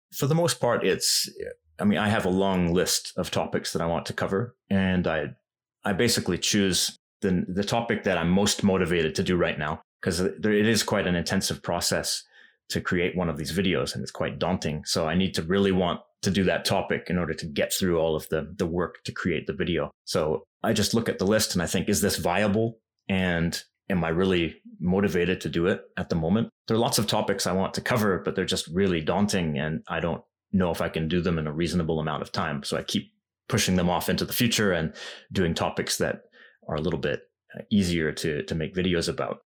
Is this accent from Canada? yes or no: yes; Vancouver, British Columbia, Canada; moved away as an adult; now in Japan; I knew a lot of Japanese people in my hometown in Vancouver